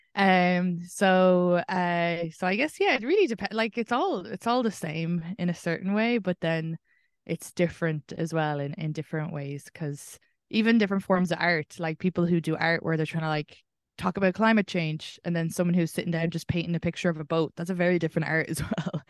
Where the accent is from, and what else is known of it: Ireland; moved away